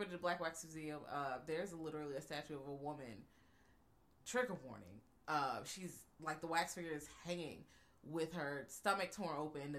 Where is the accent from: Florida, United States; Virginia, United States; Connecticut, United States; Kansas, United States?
Virginia, United States; I am from Virginia, y'all.